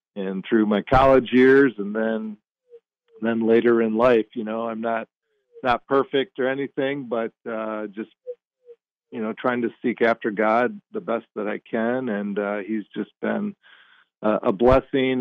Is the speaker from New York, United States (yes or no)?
no; Michigan, United States; I grew up in Michigan